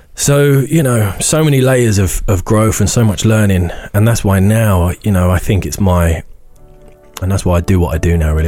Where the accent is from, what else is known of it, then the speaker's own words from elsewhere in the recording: Isleworth, London, United Kingdom; moved away; also born or lived in Northern Ireland; we grew up on Ivory Bridge Council Estate in Isleworth